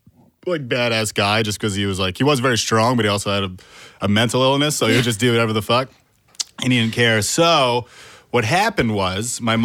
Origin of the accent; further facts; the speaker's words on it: upstate New York, United States; also born or lived in Vermont; I was born in Vermont, and then as a baby, when I was about 3, we moved to upstate New York.